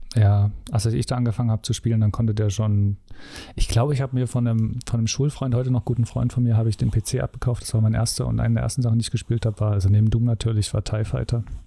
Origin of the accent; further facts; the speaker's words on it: Dresden, Saxony, Germany; da ich im Osten aufgewachsen bin